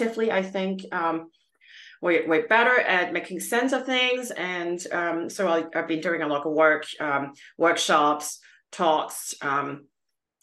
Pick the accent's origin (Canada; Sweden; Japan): Canada; also born or lived in Calgary, Alberta; I'm Canadian, based in Calgary, Alberta, Canada